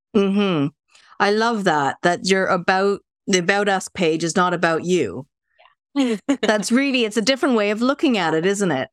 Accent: Canada; now in North West England, United Kingdom; I'm Canadian living in the UK

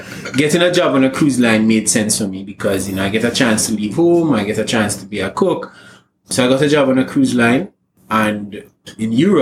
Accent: Jamaica; moved away as an adult; now in Trinidad and Tobago; I'm a Jamaican living in Trinidad

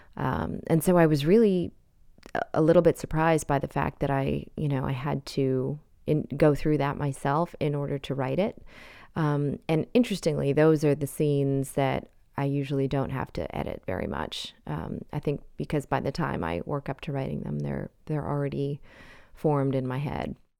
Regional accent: Canada; moved away as an adult; also born or lived in India (parents); now in United States; I was born in Canada and have spent my adult life in the United States, but my parents are from India

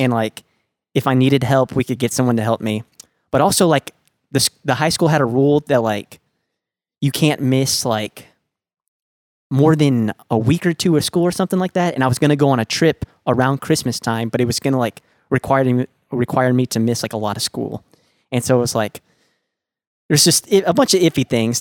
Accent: Dallas, Texas, United States; I was born and raised in Lake Highlands

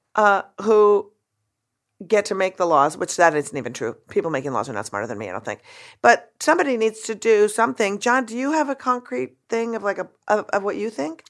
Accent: Minnesota, United States; I grew up in Minnesota

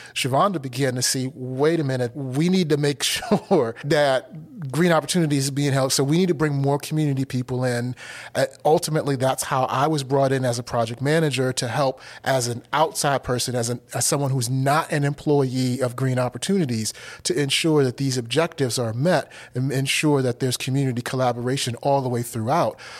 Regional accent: Washington, District of Columbia, United States; also born or lived in Pittsburgh, Pennsylvania; now in Asheville, United States; I grew up in Washington, D C

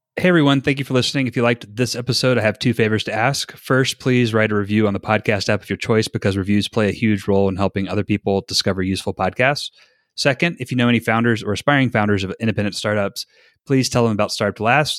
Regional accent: North Carolina, United States; moved away as an adult; now in Utah, United States; I'm from North Carolina

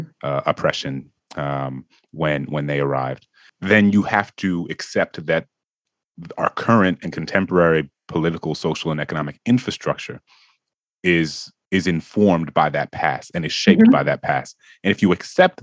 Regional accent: New Orleans, Louisiana, United States; New Orleans, my hometown

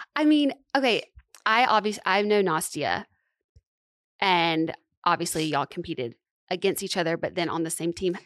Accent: Alabama, United States; also born or lived in Santa Monica, California; now in Nashville, United States; I'm from Alabama.

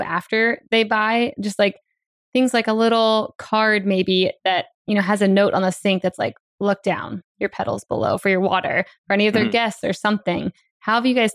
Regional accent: Maryland, United States; also born or lived in Bay Area, California; now in California, United States; I'm from Maryland, we really didn't think about water conservation. We didn't have droughts. And I remember moving to California in the Bay Area.

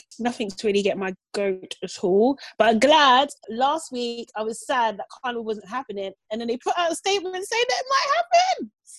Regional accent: United Kingdom; As a British Nigerian

